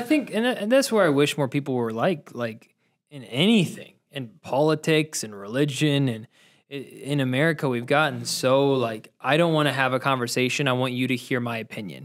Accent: Ohio, United States; I grew up in Ohio, so I grew up skeet shooting

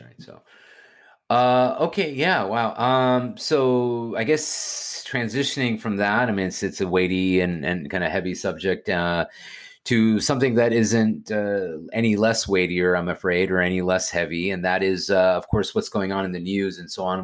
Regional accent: Houston, Texas, United States; I'm from Houston, Texas

